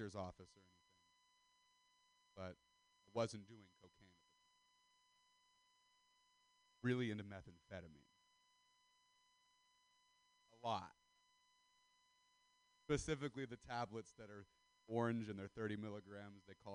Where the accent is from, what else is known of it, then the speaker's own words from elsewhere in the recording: Stockton, California, United States; I'm from Central Valley, California. I'm not from Stockton for nothing